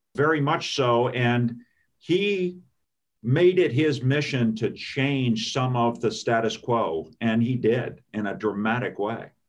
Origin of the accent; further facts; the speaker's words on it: California, United States; moved away as an adult; now in Maryland, United States; I grew up in California